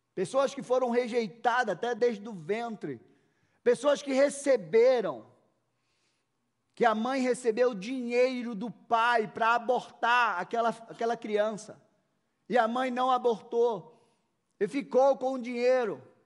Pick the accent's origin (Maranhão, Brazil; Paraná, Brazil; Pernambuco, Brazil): Pernambuco, Brazil; Recife; now in Curitiba, Brazil; Eu já estou aqui há 23 anos, vindo calor, nordestino, lá de Recife